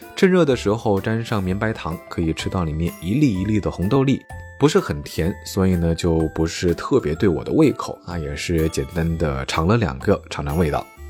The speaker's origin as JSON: {"language": "Chinese", "region": "southern China", "country": "China", "tie": "born or raised there", "said": "这种从小在南方长大的孩子"}